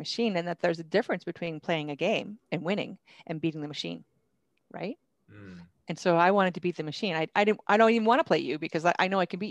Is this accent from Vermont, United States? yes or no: yes; Vermont, United States; I grew up in Vermont